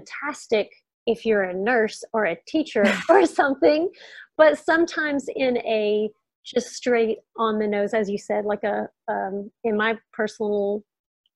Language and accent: English; near Houston, Texas, United States; I grew up in Texas, not that far from Houston, a really small town.